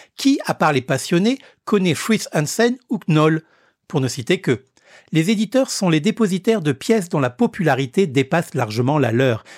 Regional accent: Réunion; chez nous, à La Réunion

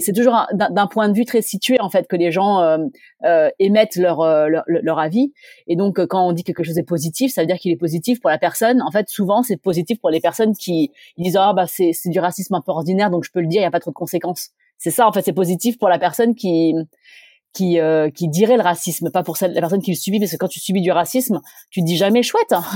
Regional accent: Grenoble, Auvergne-Rhône-Alpes, France; je viens de Grenoble, euh, eh bien, je viens de Grenoble

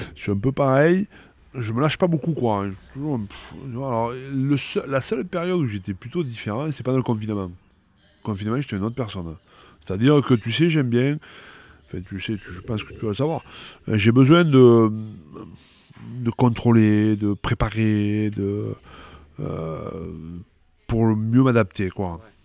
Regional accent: Pépieux, Occitania, France; also born or lived in Castres / Carcassonne; now in Bordeaux, France; c'est chez moi, à Pépieux, euh, là où j'ai passé toute mon enfance

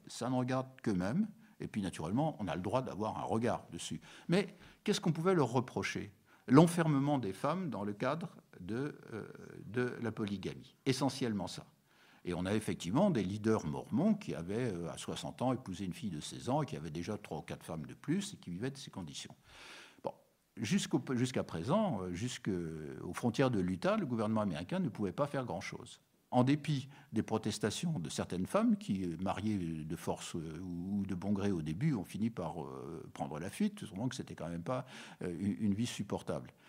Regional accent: France; nous sommes des Français, mais nous sommes aussi des Européens

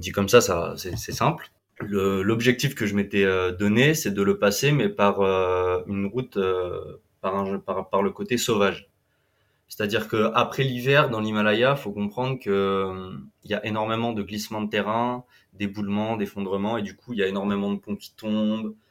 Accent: Vendée, Pays de la Loire, France; moved away as an adult; also born or lived in Centre, France / Australia; je viens de Vendée, je viens de la côte atlantique. J'ai euh, beaucoup grandi entre, euh, entre la Vendée, le centre

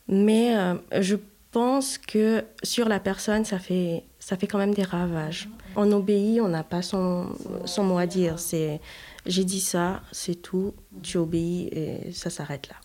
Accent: Haiti; j'ai grandi en Haïti, alors forcément à la dure

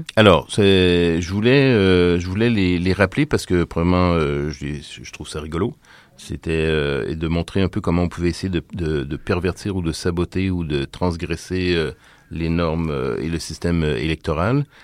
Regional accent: Quebec, Canada; la, loi du baillon qu'on a euh, chez nous au Québec

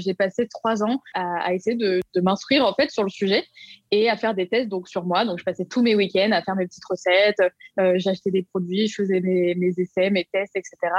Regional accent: Lyon, Auvergne-Rhône-Alpes, France; j'habite à Lyon. Je suis née à Lyon, donc je suis vraiment une pure lyonnaise.

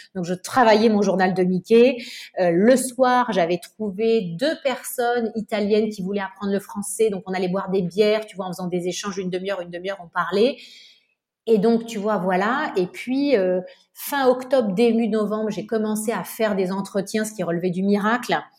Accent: Nice, Provence-Alpes-Côte d'Azur, France; moved away as an adult; also born or lived in Paris; j'ai grandi à Nice

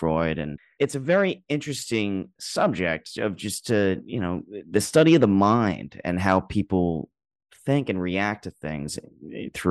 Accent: New York, United States; I'm a New Yorker. I was born and raised

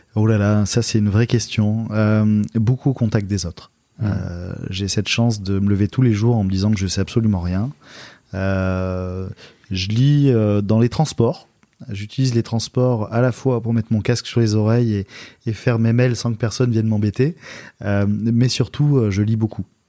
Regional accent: Istres, Provence-Alpes-Côte d'Azur, France; la ville dans laquelle j'ai grandi, qui est la ville d'Istre à côté de Marseille, bah, j'y habite encore

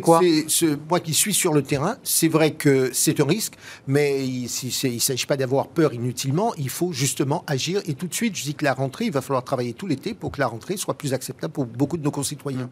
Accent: France; chez nous, en France

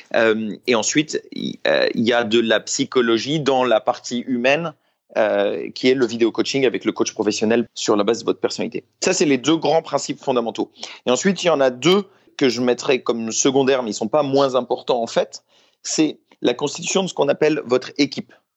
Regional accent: France; je suis français, j'ai 27 ans

